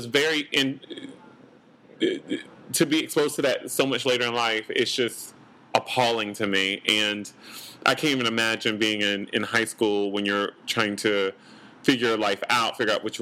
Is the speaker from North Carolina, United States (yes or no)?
yes; North Carolina, United States; also born or lived in Los Angeles; now in New York, United States; I grew up in North Carolina